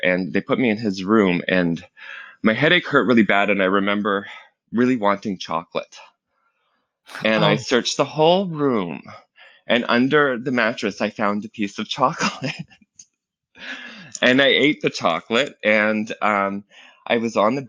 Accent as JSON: {"language": "English", "town": "Toronto", "region": "Ontario", "country": "Canada", "tie": "born or raised there", "said": "I live in Toronto. I've been born and raised here"}